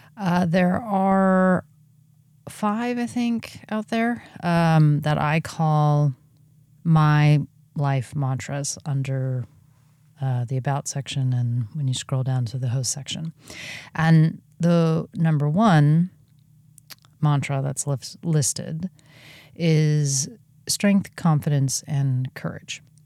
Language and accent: English; California, United States; moved away as an adult; also born or lived in Oregon; my home state of California